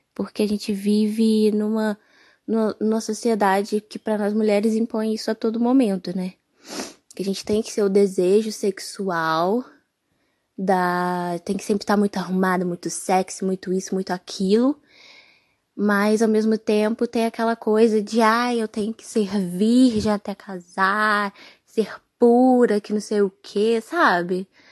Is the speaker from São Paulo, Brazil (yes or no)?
no; Minas Gerais, Brazil; Sou aqui de Minas